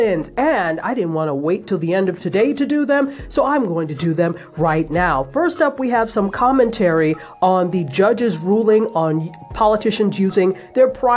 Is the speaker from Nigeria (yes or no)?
yes; Nigeria; my home country of Nigeria